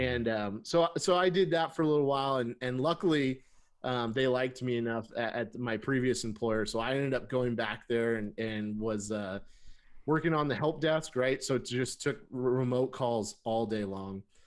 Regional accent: Burbank, California, United States; moved away as an adult; also born or lived in San Francisco, United States; now in Seattle, United States; I was born and raised in Burbank, California

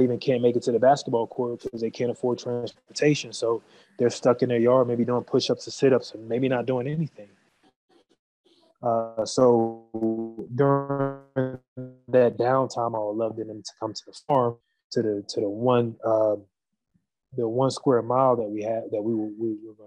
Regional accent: United States; moved away; me growing up in America

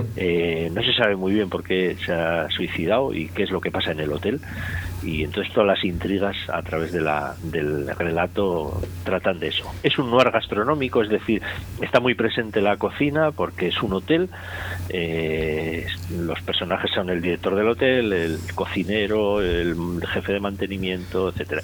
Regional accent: Basque Country, Spain; me voy a mi tierra, a, Euskadi

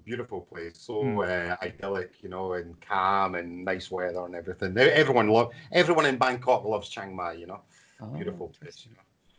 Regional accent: Scotland, United Kingdom; moved away as an adult; also born or lived in Portugal; now in Thailand; I'm from Scotland originally in the UK, and I left the UK in 2003, I think it was, at the end of 2003. And I ended up going to Portugal.

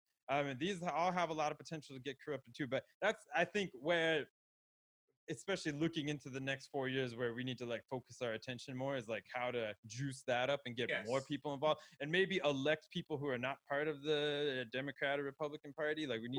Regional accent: Florida, United States; well, I was in Florida forever, and I was there. I grew up in Palm Beach County

